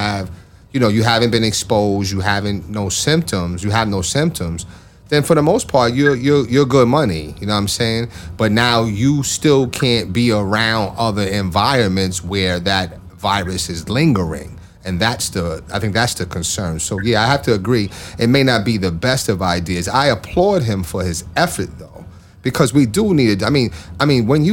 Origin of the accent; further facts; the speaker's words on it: New York, United States; I'm from New York